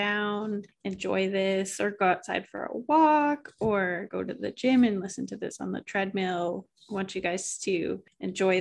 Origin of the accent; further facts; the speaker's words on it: Oxford, Massachusetts, United States; I grew up in Oxford, Massachusetts.